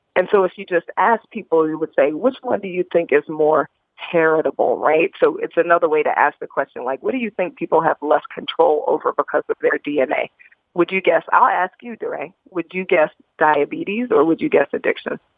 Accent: Indianapolis, Indiana, United States; I was a, a young black girl growing up in Indianapolis, Indiana.

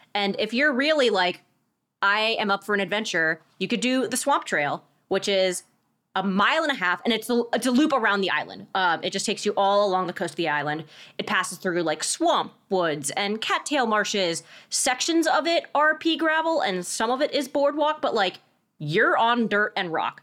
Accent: Bethesda, Maryland, United States; I grew up in Bethesda

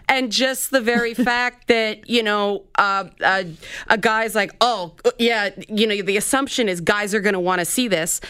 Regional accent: Toronto, Ontario, Canada; a black person living where I grew up in the Jane Finch neighborhood

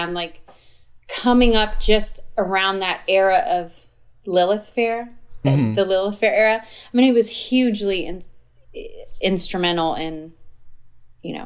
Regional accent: Arizona, United States; I grew up in Arizona

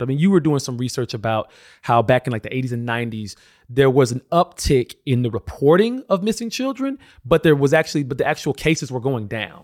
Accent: Alabama, United States; I come from Alabama, grew up in a very religious family

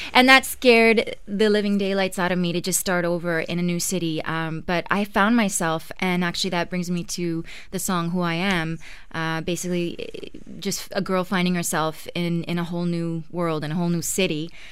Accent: Ottawa, Ontario, Canada; moved away as an adult; now in Toronto, Canada; I grew up in Ottawa, uh, big fat Greek family

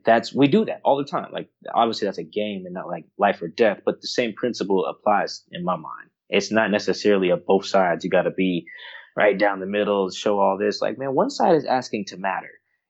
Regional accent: Florida, United States; now in Seattle, United States; I grew up in Florida, went to California for college, Palo Alto, at that, and then, you know, has now settled in like Seattle.

